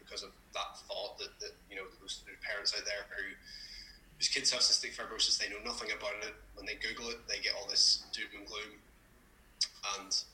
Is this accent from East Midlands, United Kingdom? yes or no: no; Belfast, Northern Ireland, United Kingdom; also born or lived in England; I'm from Belfast, Northern Ireland. I've been here my entire life.